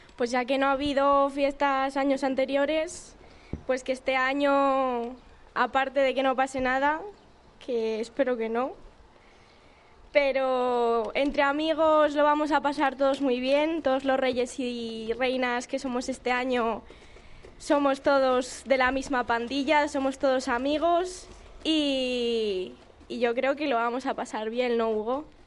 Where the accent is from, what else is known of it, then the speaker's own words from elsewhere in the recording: Arroyo de la Encomienda, Castile and León, Spain; representar a mi pueblo es un orgullo